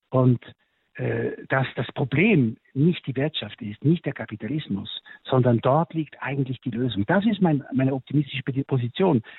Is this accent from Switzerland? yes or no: yes; Switzerland; sogar meine Heimat, die Schweiz, äh, muss ich sagen